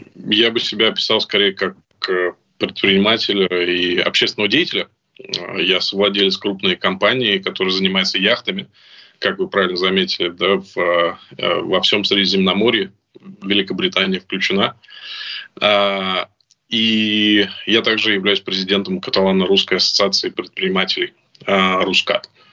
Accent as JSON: {"language": "Russian", "region": "Moscow", "country": "Russia", "tie": "born or raised there", "moved": "as an adult", "lives_now": "Spain", "said": "я уехал из России, мне было восемнадцать лет"}